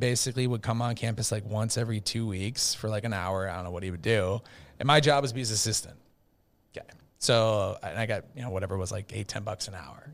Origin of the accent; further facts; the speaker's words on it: Minnesota, United States; I'm from Minnesota, big Viking fan growing up